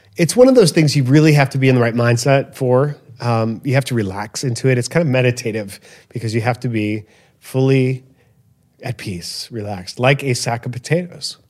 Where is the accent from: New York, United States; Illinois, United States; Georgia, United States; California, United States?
Illinois, United States; Chicago; growing up in Chicago, Southwest Side, in this little neighborhood